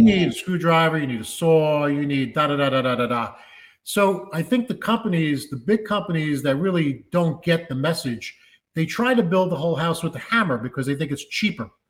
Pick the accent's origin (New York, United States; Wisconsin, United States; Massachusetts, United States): New York, United States; New York City; I grew up in the Bronx